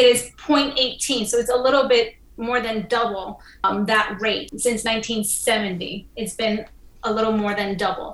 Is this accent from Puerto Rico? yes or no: yes; Puerto Rico; moved away; I'm originally from the Caribbean island of Puerto Rico